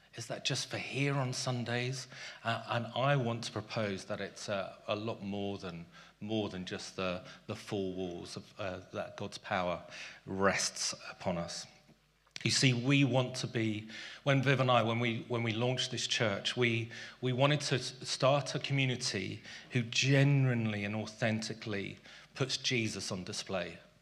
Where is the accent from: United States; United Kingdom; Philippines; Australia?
United Kingdom; London; also born or lived in South Africa; As a boy growing up in South Africa and Tooting